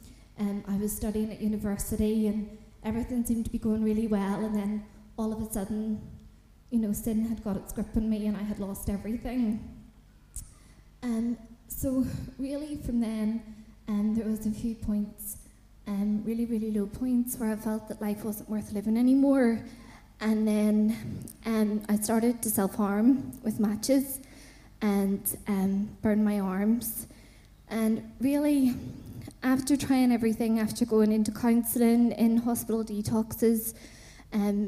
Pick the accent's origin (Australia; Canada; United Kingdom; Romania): United Kingdom; Belfast, Northern Ireland; moved away; I'm originally from Belfast in Northern Ireland